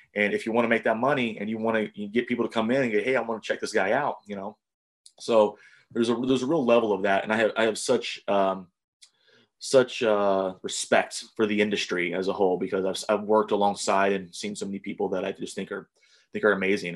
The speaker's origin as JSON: {"language": "English", "region": "Ohio", "country": "United States", "tie": "born or raised there", "also_born_or_lived": "New Jersey / Louisville, Kentucky / Eugene, Oregon", "said": "I went to a high school here in Ohio, and I went to college in Ohio"}